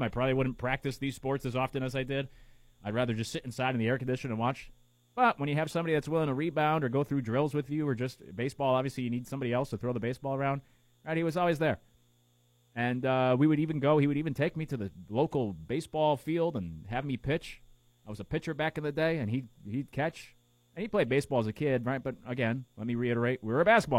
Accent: Connecticut, United States; We grew up in Connecticut

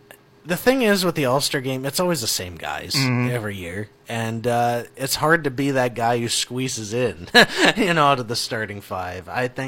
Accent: Minnesota, United States; Yeah, I'm from Minnesota

